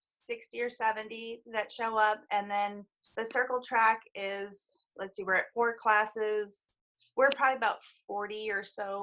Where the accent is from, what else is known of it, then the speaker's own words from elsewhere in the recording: Wisconsin, United States; now in Alaska, United States; Well, my dad, originally we're from Wisconsin, and so dad used to race at Elkhart Lake